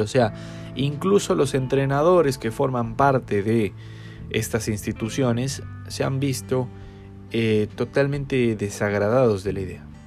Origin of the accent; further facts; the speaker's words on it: Chile; soy de Chile